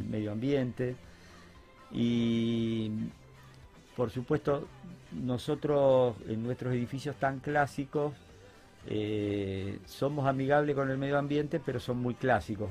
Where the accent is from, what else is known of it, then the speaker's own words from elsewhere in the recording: Concordia, Entre Ríos, Argentina; now in Rosario, Argentina; me volví a mi tierra, que es Concordia